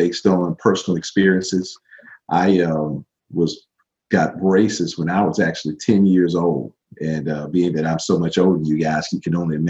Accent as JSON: {"language": "English", "town": "Pine Bluff", "region": "Arkansas", "country": "United States", "tie": "born or raised there", "said": "my hometown of Pine Bluff, Arkansas. At about 15 years old, I still had braces."}